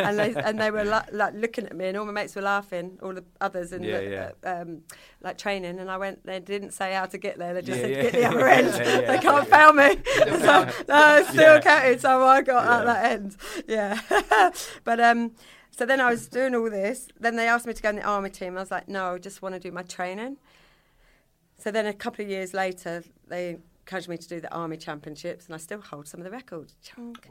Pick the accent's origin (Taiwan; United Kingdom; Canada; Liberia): United Kingdom; Kent, South East England; accent: Yorkshire; moved away as an adult; also born or lived in Tunbridge Wells / York; I grew up in Kent